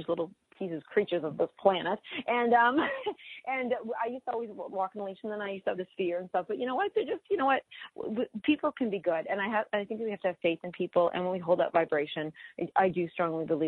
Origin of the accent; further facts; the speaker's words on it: Oshawa, Ontario, Canada; also born or lived in Toronto / Mississauga / Scarborough; I grew up in Oshawa